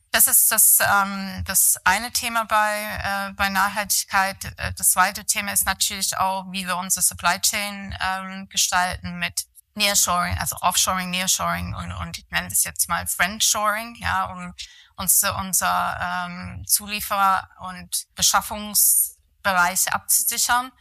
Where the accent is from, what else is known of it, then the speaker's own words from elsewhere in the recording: near Manchester, North West England, United Kingdom; German is a second language; moved away as an adult; also born or lived in London / Rosenheim; now in Germany; aufgewachsen bin ich tatsächlich im Nordwesten von England, äh, in der Nähe von Manchester. Dort habe ich eigentlich meine Schuljahren verbracht